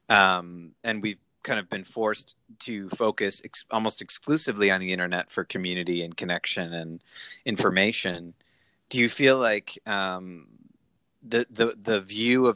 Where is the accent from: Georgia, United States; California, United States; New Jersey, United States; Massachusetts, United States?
Massachusetts, United States; Brookline; moved away; I'm from Brookline, Massachusetts, right outside Boston.